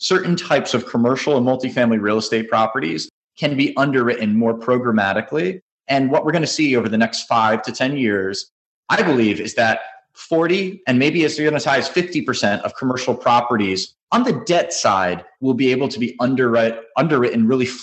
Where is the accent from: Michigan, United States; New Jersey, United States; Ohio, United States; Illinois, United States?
New Jersey, United States; now in Florida, United States; I grew up in New Jersey, but I'm now currently in Florida